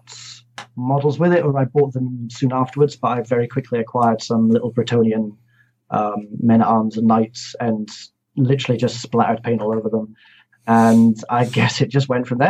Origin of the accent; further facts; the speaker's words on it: Inverness, Scotland, United Kingdom; also born or lived in Glasgow; now in Edinburgh, United Kingdom; I'm half Scottish, half English. I was born in Inverness.